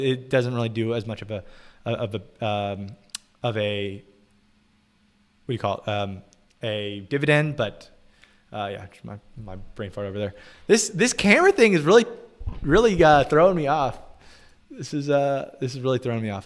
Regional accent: United States; I'm American

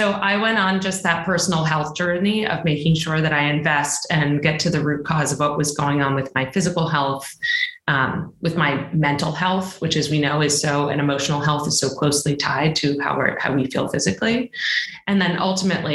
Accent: Boston, Massachusetts, United States; also born or lived in China; I am originally from Boston

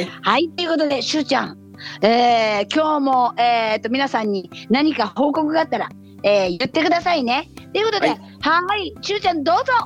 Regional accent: Ehime, Japan; 愛媛地元にね今治っていうところに帰ってきたんです

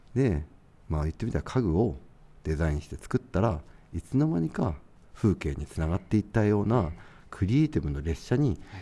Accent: Tochigi, Japan; moved away as an adult; now in Nishiawakura, Japan; ともと僕栃木の出身

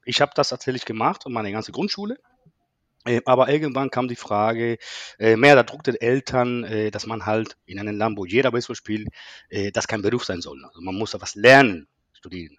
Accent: Cuba; German is a second language; moved away as an adult; also born or lived in Berlin; now in Germany; meine Herkunft. Ich komme aus Kuba

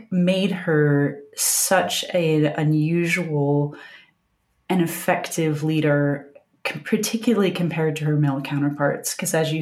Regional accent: Appalachia, United States; I grew up in Appalachia

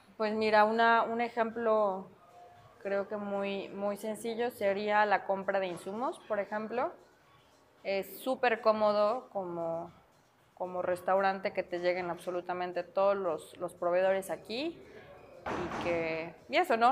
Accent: Mexico

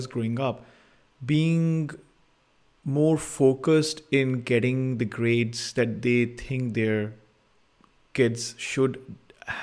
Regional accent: India; in the times that I was growing up in India

